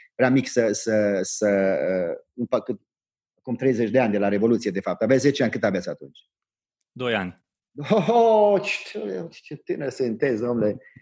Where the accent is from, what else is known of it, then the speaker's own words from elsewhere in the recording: Transylvania, Romania; eu sunt ardelan